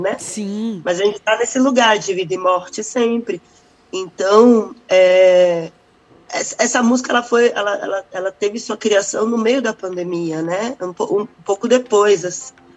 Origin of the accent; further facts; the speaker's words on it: Brazil; enquanto é, brasileiros mesmo